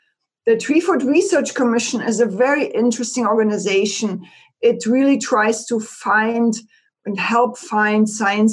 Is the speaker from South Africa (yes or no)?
no; East Germany, Germany; moved away as an adult; now in Eastern Washington, United States; I grew up in East Germany and I am an agriculture engineer by training.